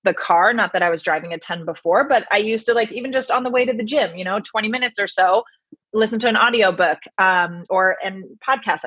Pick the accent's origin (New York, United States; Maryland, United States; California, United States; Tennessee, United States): California, United States; Bay Area, Sonoma County, Northern; moved away as an adult; also born or lived in Santa Barbara, California; now in Los Angeles, United States; I grew up in the Bay Area. So Northern California, Sonoma County area